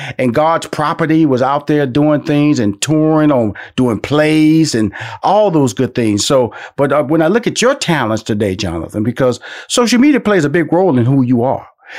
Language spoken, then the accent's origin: English; Houston, Texas, United States; I know that I'm from Houston, Texas